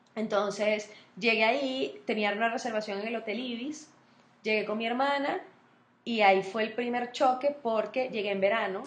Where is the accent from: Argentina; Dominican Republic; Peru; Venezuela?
Venezuela; moved away as an adult; also born or lived in Madrid, Spain; yo me quedaba en mi país y lo hacía en mi país